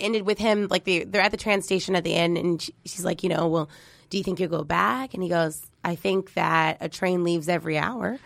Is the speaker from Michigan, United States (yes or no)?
no; Arlington, Texas, United States; We grew up in Arlington, Texas